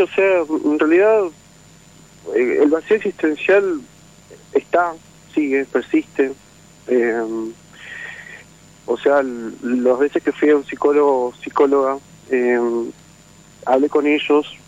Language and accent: Spanish; San Salvador de Jujuy, Jujuy, Argentina; soy de Jujuy, capital